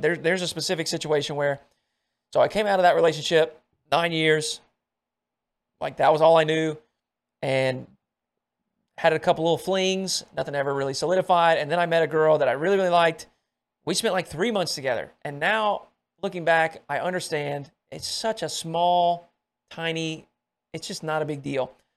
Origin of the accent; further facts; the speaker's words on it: Arkansas, United States; I come from Arkansas